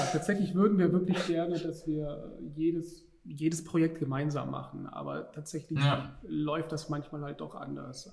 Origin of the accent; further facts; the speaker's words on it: Stuttgart, Baden-Württemberg, Germany; moved away as an adult; now in Düsseldorf, Germany; wir kommen eigentlich ursprünglich aus Stuttgart und wir sind dann nach Düsseldorf gezogen